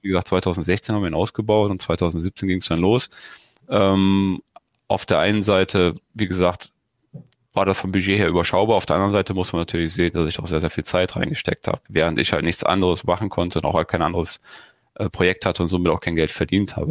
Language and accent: German; Germany; ich komme ja aus dem Grenzgebiet zu Holland, und selbst da war es halt früher so, dass wenn du rübergefahren bist als Kind